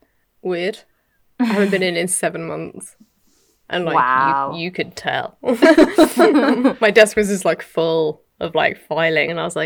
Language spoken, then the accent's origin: English; United Kingdom; I'm British.